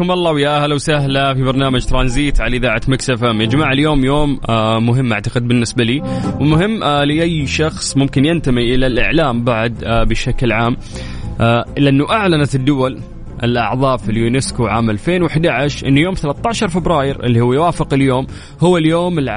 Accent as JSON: {"language": "Arabic", "country": "Saudi Arabia", "said": "ونعرف قديش المصريين غاليين على قلوبنا كسعوديين"}